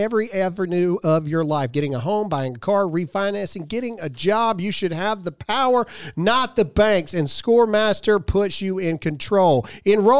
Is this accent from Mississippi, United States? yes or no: yes; Mississippi, United States; I'm from Mississippi